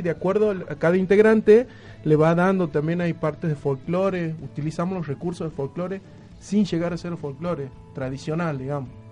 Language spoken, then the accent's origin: Spanish; Santiago del Estero, Argentina; somos de Santiago, venimos del folclore